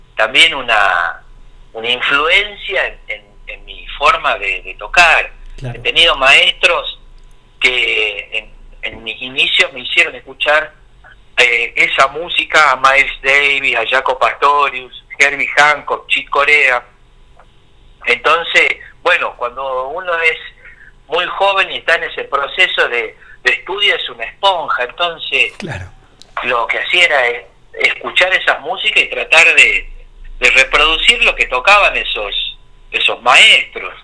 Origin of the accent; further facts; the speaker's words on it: San Miguel de Tucumán, Tucumán, Argentina; moved away as an adult; now in Buenos Aires, Argentina; soy oriundo de San Miguel de Tucumán, nací allá este, y estoy radicado acá en Buenos Aires ya hace, hace 20 años